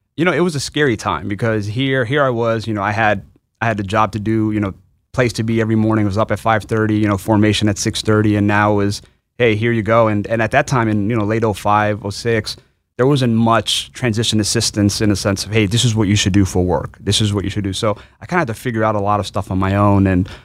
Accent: New York City, New York, United States; I'm from New York City originally. Um, my, my, I'm an immigrant. My parents came from, uh, uh, from Bangladesh, but I was born and raised in New York.

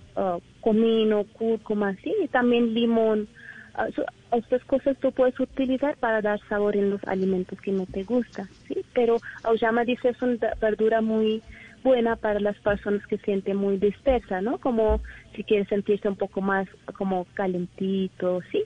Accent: India; Spanish is a second language; moved away as an adult; now in Colombia; yo soy de India

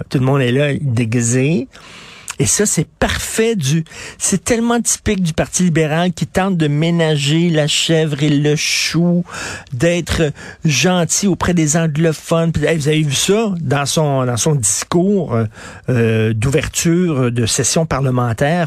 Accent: Quebec, Canada; Je suis québécois

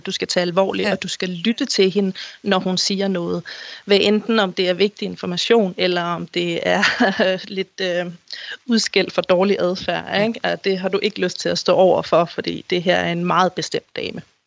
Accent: Denmark

